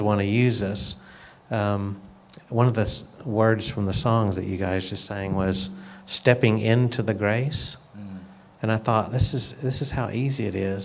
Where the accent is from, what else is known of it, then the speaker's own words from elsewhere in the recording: United States; as an American who lived a lot of my life as a, like a nominal Christian